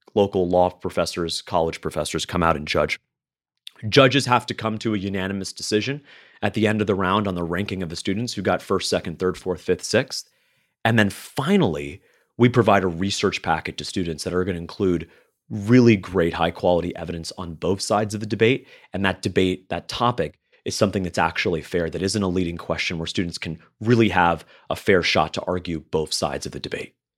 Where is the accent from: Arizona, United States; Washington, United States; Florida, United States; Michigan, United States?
Florida, United States; I grew up in Florida. I live in Florida